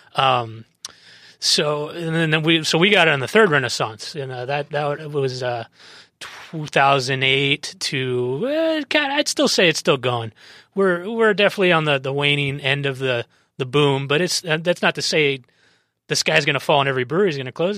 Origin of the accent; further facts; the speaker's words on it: San Diego, California, United States; I grew up in San Diego